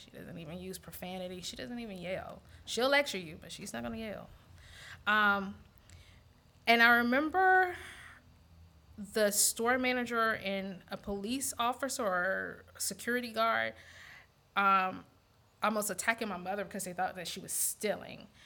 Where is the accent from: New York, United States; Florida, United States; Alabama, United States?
Alabama, United States; Montgomery; moved away as an adult; also born or lived in DC Baltimore area / Eastern Shore of Maryland; now in Louisiana, United States; I grew up in Montgomery, Alabama